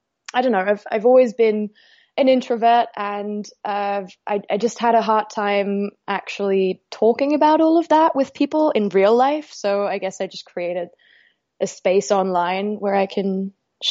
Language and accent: English; Austria; I was born and raised in Austria